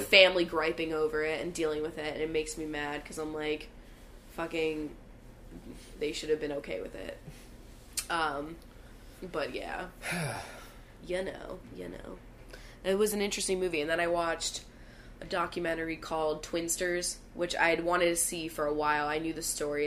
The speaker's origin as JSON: {"language": "English", "area": "Bucks County", "region": "Pennsylvania", "country": "United States", "tie": "born or raised there", "said": "Bucks County, which is where I'm from"}